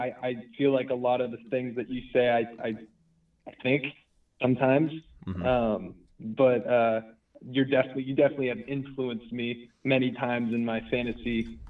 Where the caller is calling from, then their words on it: California, United States; from the Bay.